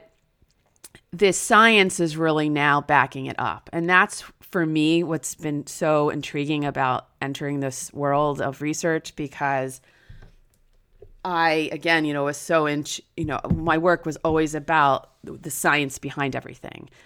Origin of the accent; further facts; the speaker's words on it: New Jersey, United States; now in Florida, United States; my hometown in New Jersey